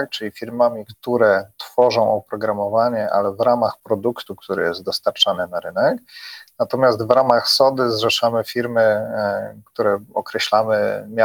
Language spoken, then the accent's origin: Polish; Poland; wystarczy wspomnieć, że jesteśmy z Polski i to jest świetne przełamanie tak naprawdę pierwszej takiej bariery